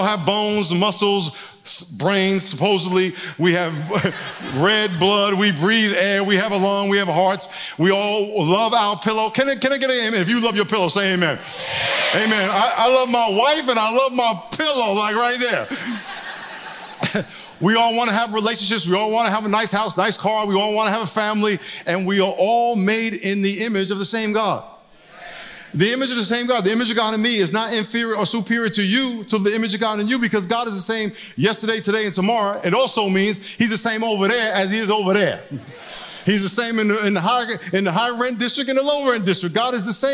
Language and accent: English; New York, United States; now in San Diego, United States; I'm originally from New York